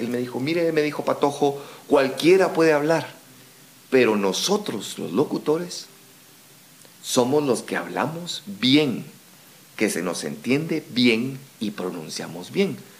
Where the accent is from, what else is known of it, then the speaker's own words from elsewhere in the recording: Guatemala; nuestro acento no digamos guatemalteco